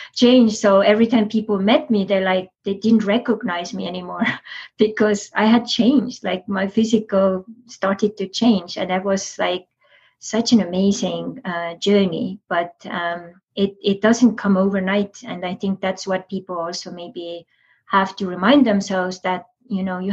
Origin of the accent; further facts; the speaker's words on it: Estonia; I'm from Estonia